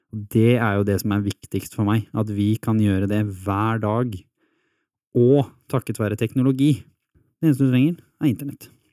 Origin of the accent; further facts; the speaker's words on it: Hurum, Viken, Norway; Jeg vokste opp på Hurum